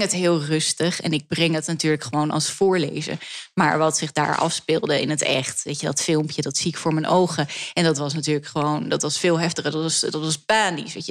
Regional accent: Amsterdam, North Holland, Netherlands; ik groeide op op het Grijder. Dat is de enige Joodse orthodoxe school die we hebben in Nederland, in Amsterdam

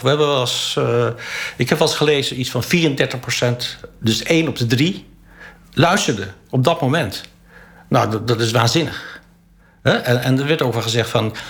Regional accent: Holland, Netherlands; ik ben een Hollander. En ik ben geen Groninger. En ook geen Drent.

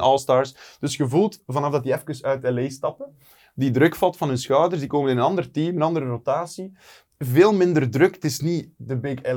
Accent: Ernegem, Flanders, Belgium; als West-Vlaming in Limburg kun je niet snel praten.

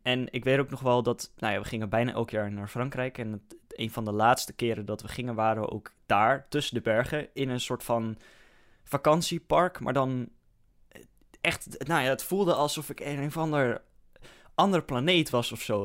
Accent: Netherlands; als Hollander zijnde

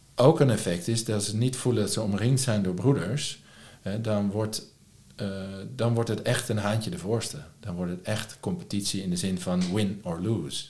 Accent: Lisse, South Holland, Netherlands; also born or lived in Leiden; Lisse waar ik vandaan kom

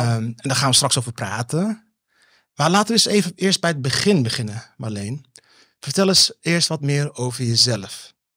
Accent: Netherlands; ik ben ook een Nederlander.

